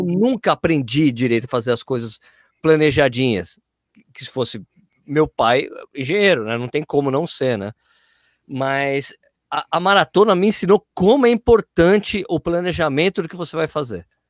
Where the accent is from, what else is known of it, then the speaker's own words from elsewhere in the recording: São Paulo, Brazil; now in Jundiaí, Brazil; fui nascido e criado na Lapa